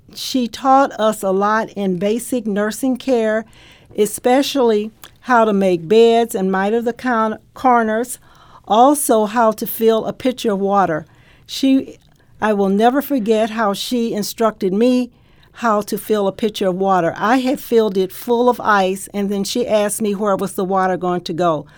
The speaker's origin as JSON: {"language": "English", "town": "Evansville", "region": "Indiana", "country": "United States", "moved": "as an adult", "lives_now": "St. Louis, United States", "said": "I'm from Evansville, Indiana."}